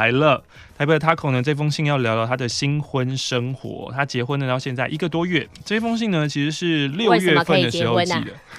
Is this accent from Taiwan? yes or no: yes; Taiwan; 现在的话，其实可以以很台为自豪啊。嗯，对啊，我是台湾人，我很台